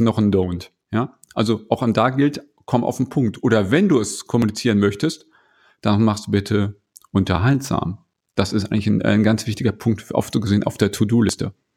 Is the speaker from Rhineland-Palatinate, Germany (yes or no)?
no; around Bielefeld, North Rhine-Westphalia, Germany; now in Ruhr area, Germany; ich wohne hier jetzt im Ruhrgebiet, komme ursprünglich aus Ostwestfalen, falls das einer kennt. Ich komme aus der Region grob um Bielefeld